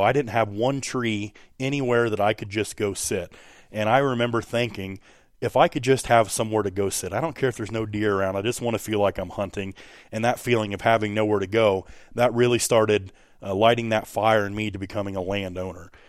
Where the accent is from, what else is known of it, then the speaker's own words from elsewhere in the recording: Hancock County, West Central Illinois, United States; I too come from Hancock County, uh, here in West Central Illinois